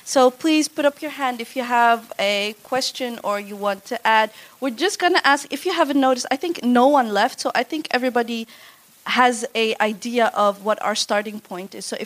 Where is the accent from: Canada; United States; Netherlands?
Netherlands; I'm second generation, I was born and raised in the Netherlands.